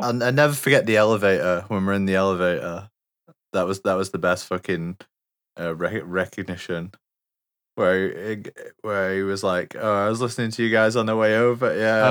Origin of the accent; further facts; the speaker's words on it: England, United Kingdom; I'm from England.